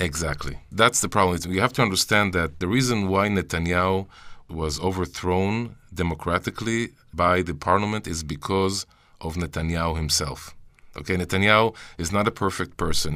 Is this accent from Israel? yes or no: yes; Jerusalem, Jerusalem District, Israel; I was born and raised in Jerusalem all my life in Israel